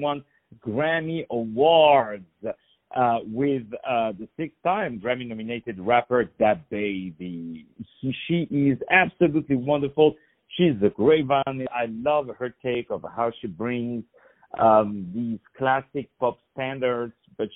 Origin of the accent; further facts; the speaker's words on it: Paris, Île-de-France, France; moved away; I'm also from Paris